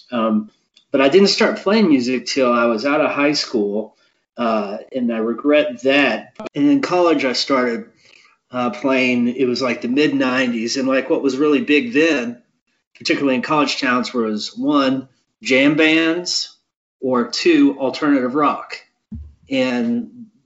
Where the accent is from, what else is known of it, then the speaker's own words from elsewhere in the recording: Maryland, United States; Parents from Illinois, growing up in Maryland, I think are kind of that.